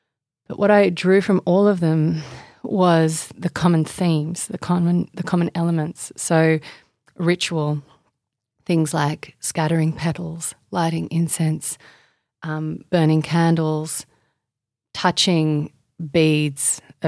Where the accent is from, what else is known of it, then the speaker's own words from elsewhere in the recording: Indonesia; now in Australia; So I grew up in Indonesia largely until I was 13.